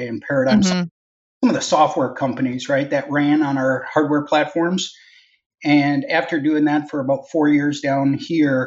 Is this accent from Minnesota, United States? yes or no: yes; Minnesota, United States; So I'm originally from Minnesota. I grew up in Minnesota